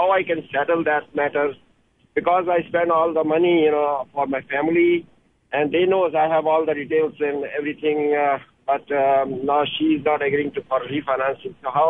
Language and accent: English; Canada; I'm from Canada, actually.